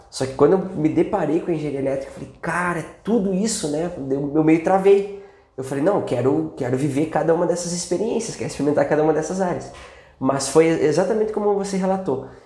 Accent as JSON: {"language": "Portuguese", "region": "South Region", "country": "Brazil", "said": "E aí depois eu vim pra cá, acabei fazendo mestrado aqui na FMG, que eu sou lá do Sul, vim pra cá"}